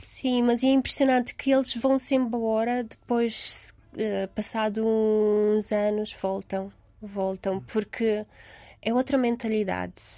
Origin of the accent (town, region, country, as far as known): Romania; born or raised there; Portuguese is a second language; moved away as an adult; now in Lisbon, Portugal